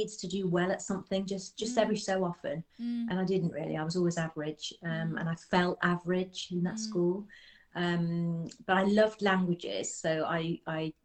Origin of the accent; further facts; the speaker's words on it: Birmingham, West Midlands, United Kingdom; now in Nottinghamshire, United Kingdom; I grew up in Birmingham, actually, in the south side of Birmingham.